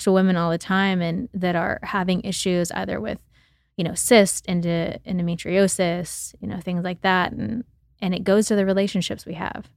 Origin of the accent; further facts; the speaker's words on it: Oklahoma, United States; I grew up in Oklahoma, and I grew up in the city and on the farm with my grandparents